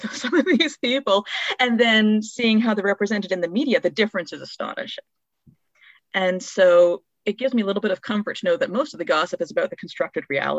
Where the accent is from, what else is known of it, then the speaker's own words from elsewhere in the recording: the Maritimes, Canada; As a Maritimer